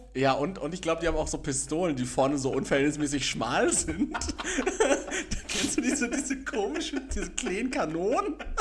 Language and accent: German; Castrop-Rauxel, North Rhine-Westphalia, Germany; now in Gelsenkirchen, Germany; ich komme aus Kastrop-Rauxel